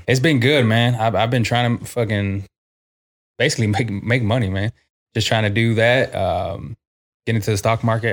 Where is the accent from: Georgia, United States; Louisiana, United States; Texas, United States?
Texas, United States; San Antonio; also born or lived in Corpus Christi; been on the south side of San Antonio my whole life.